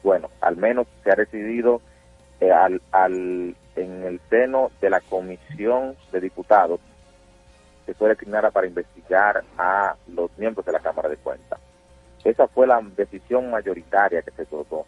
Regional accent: Dominican Republic; nosotros como dominicanos

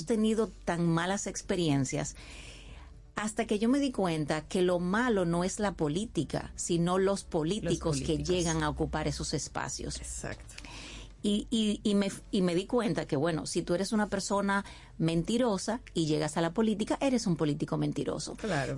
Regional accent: Dominican Republic; also born or lived in San José de Ocoa; mi país

